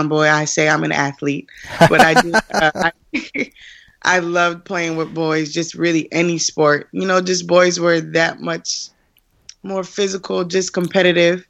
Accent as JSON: {"language": "English", "town": "Springfield", "region": "Massachusetts", "country": "United States", "tie": "born or raised there", "said": "I was born in Springfield, Massachusetts."}